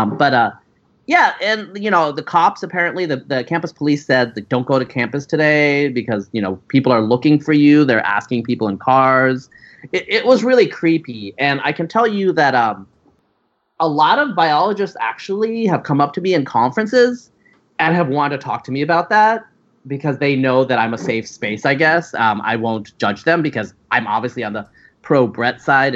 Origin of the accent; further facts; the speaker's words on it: Pacific Northwest, United States; I'm from the Pacific Northwest